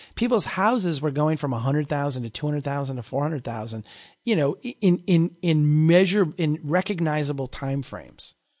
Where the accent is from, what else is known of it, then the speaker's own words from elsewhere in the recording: Brainerd, Minnesota, United States; here in my hometown